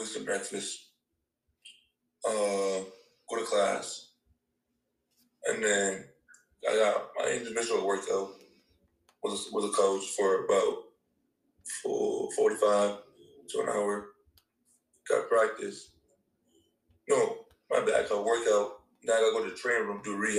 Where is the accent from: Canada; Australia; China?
Canada; Toronto area, Ontario; moved away as an adult; now in United States; I moved to Toronto, I was like last year of high school. I was living in a smaller city in Toronto, like 45 minutes away